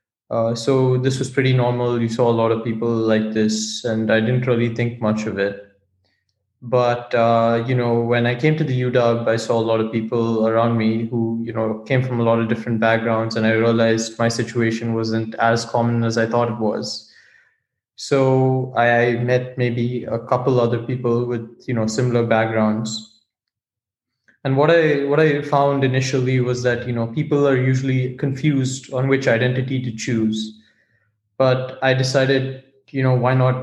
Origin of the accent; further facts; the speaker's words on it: India; moved away as an adult; also born or lived in California, United States; now in United States; I was born in California to two engineers who had immigrated to the United States about 10 years ago. And then when I was about 5 years old, we made the decision to move back to India. And I spent about 13 years of my life in India.